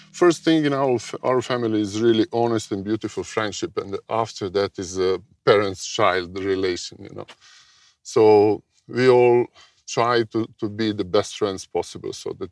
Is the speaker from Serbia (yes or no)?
yes; Belgrade, Serbia; moved away as an adult; also born or lived in Slovenia; I'm originally from Belgrade, from Serbia, what was ex-Yugoslavia, you know, before, when I was born a long time ago.